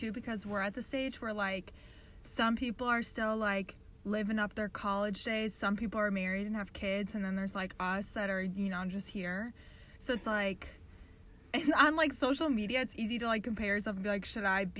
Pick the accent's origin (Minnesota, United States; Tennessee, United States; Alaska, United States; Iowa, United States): Minnesota, United States; moved away as an adult; now in Indianapolis, United States; I'm from Minnesota, but I went to Taylor, and now I live in Indianapolis in Broad Ripple.